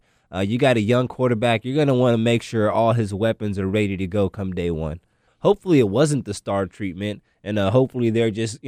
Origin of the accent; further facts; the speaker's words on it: Waco, Texas, United States; I'm also a Waco native myself. I was born in Waco